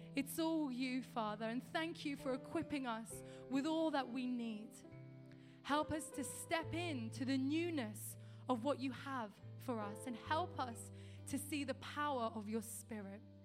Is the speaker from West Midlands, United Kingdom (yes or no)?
no; London, United Kingdom; moved away; also born or lived in a small town in the countryside; I'm from London, uh, where I was born and raised, and we moved to a small town in the countryside.